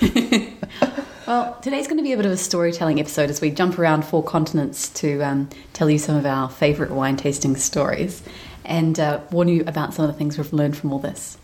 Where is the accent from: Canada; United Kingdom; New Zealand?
New Zealand; we're from New Zealand, which is quite a big wine producing nation and we, we enjoy the wine that our country produces